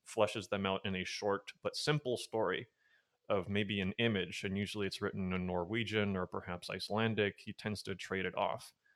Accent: Castro Valley, California, United States; I was raised in a small town called Castor Valley, I'm still there

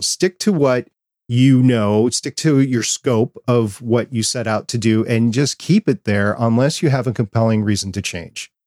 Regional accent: New York, United States; I was born in Brooklyn, New York

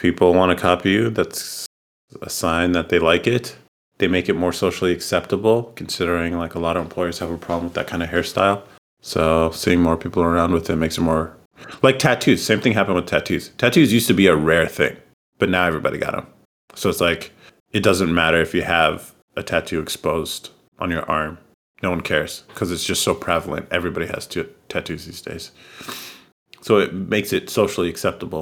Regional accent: the Bay Area, California, United States; growing up in the Bay

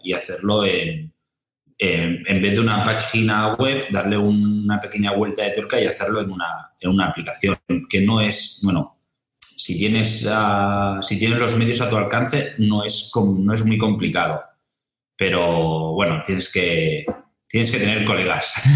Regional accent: Santa Coloma de Gramenet, Catalonia, Spain; en Santa Coloma, de donde soy yo

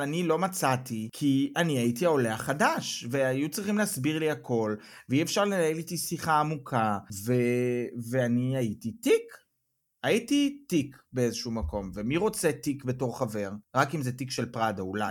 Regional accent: Israel; now in Germany

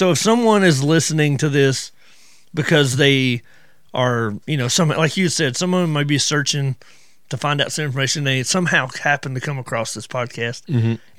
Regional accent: Georgia, United States; they call me a Yankee. I'm from Georgia.

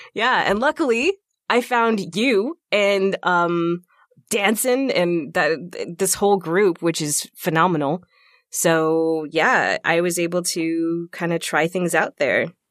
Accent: Texas, United States; moved away as an adult; now in Minnesota, United States; I'm from Texas, so I was born and raised in Texas

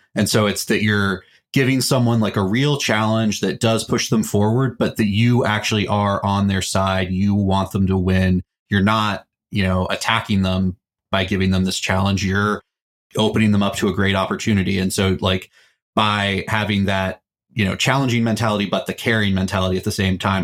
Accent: Texas, United States; I am a Texan

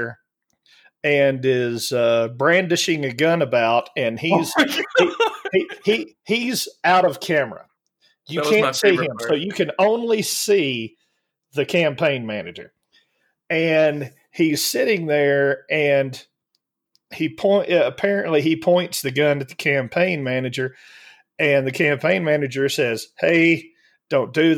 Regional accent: Alabama, United States; moved away; I was raised in Alabama

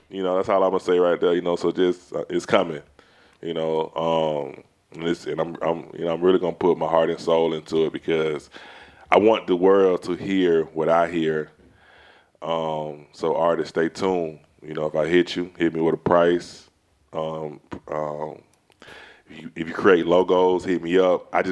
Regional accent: Atlanta, Georgia, United States; Y'all don't really know I'm from East Atlanta, but I'm really kind of sedated.

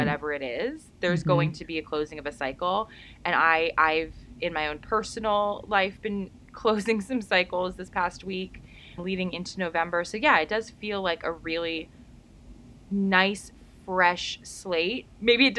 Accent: United States; my home country in America

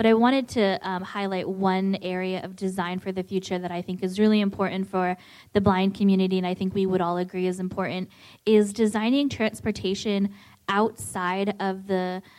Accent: Southern California, United States; moved away as an adult; I grew up in Southern California where everybody gets a car when they turn 16 and you have to drive everywhere. So I intentionally left because I just felt very stuck. And I moved to a city with more public transportation.

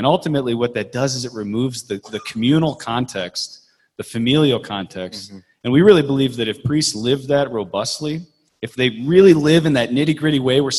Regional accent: Chicago, Illinois, United States; I'm also from Chicago as well.

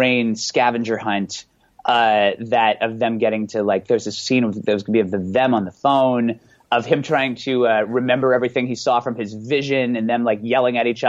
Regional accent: Bay Area, California, United States; I'm from the Bay Area

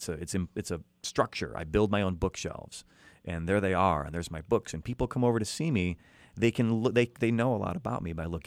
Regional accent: Chicago, Illinois, United States; now in Los Angeles, United States; your hometown because it's also my hometown

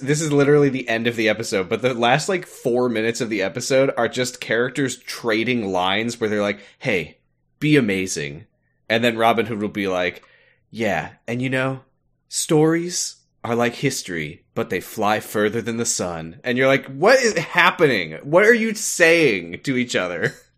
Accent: United States; I'm American

